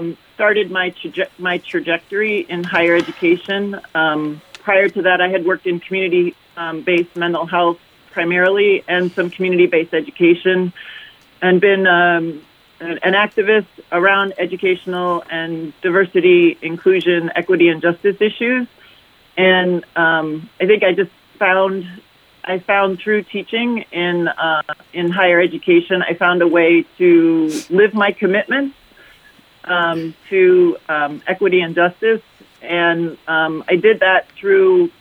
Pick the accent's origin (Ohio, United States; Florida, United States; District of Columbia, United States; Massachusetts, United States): Ohio, United States; Cleveland; also born or lived in Detroit; I was born in Detroit, and I grew up in Cleveland